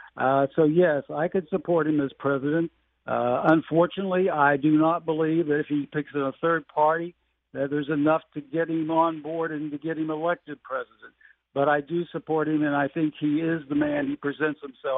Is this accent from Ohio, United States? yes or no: no; Fairmont, West Virginia, United States; now in Huntington, United States; I grew up in Fairmont. I live in Huntington.